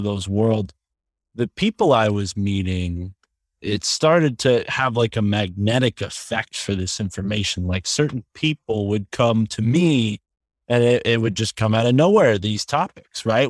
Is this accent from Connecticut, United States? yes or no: yes; Connecticut, United States; growing up in Connecticut, not too far from Yale University